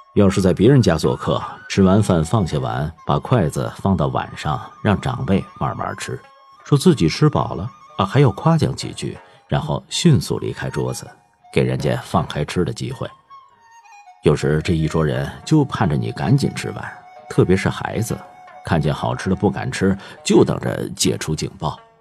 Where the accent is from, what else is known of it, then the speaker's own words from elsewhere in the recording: Tianjin, China; 我出生在一个平常的老天津卫家庭，祖上就住在梁家嘴儿的后花胡同儿，后来搬到河北陈家沟子